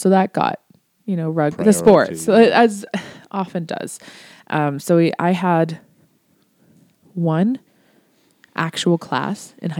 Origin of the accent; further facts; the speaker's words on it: Ontario, Canada; Like I mentioned I was from Ontario, and when I went to school, we had a bunch of teacher strikes.